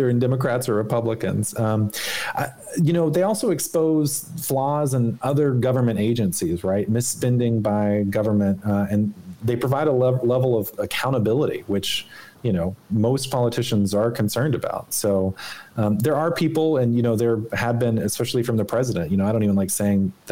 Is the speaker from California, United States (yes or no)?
no; Arkansas, United States; moved away; when I grew up in Arkansas